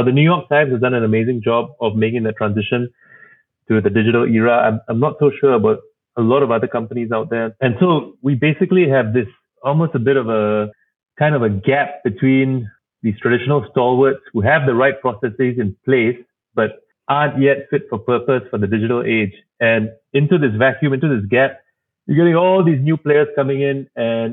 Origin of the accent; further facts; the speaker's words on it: Singapore; moved away as an adult; also born or lived in Berkeley, United States / Cambridge, Massachusetts, United States; growing up in Singapore